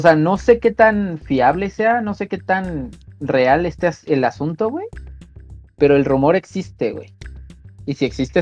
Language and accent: Spanish; Mexico; uno como mexicano